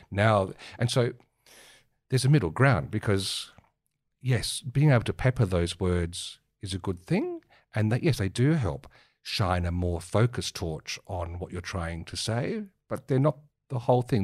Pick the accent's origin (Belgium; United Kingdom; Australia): Australia; Marion, South Australia; growing up in Mar-, the suburbs of Marion in the seventies